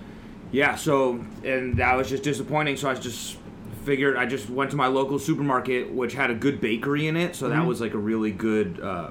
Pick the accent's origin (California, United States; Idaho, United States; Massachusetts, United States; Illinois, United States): California, United States; moved away as an adult; now in Tokyo, Japan; growing up in California, sandwiches were a big part of my life. Mm-hmm. And then moving to Japan